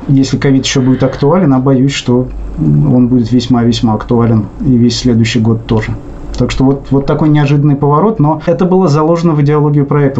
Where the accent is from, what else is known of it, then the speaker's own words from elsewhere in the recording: Russia; accent: Russian; У меня ужасный русский акцент